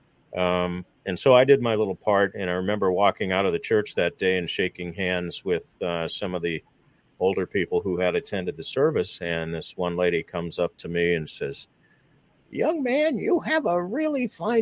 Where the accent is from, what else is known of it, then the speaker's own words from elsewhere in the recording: St. Louis, Missouri, United States; get a job right out of college at my hometown radio station, and stuck around working at various stations in St. Louis